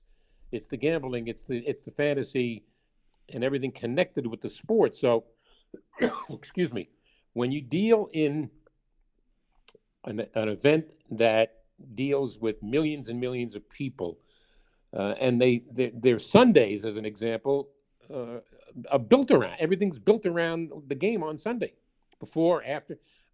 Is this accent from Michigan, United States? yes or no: no; New York, United States; as a guy growing up in New York, Yankee Stadium was like a cathedral to me